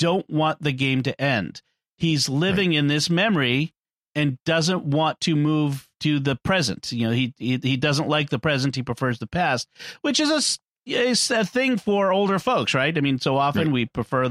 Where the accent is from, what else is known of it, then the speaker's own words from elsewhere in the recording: Boston, Massachusetts, United States; It's Boston. It's my hometown.